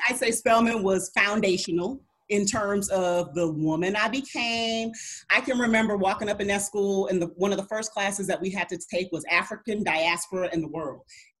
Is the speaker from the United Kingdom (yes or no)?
no; Germany; You know, growing up in Germany, my interaction, as I've mentioned before, with black people and black women and black families was pretty limited.